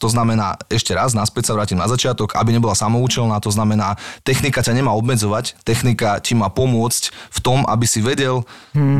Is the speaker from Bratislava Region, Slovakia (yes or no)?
yes; Bratislava, Bratislava Region, Slovakia; Ja som z Petršky